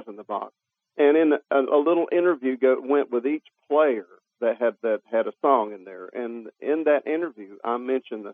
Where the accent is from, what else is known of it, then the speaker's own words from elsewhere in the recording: Jacksonville, Florida, United States; I was raised in Jacksonville, Florida, which is a port city